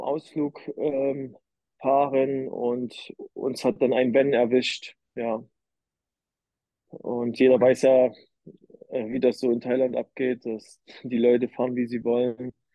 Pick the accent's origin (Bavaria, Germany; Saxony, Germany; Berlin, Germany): Saxony, Germany; Leipzig; Ich komme ja aus Leipzig